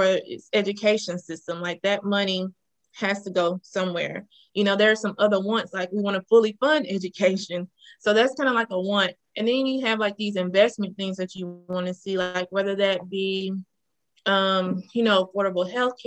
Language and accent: English; Madison, Mississippi, United States; I'm a native of Mississippi. I grew up in Madison, Mississippi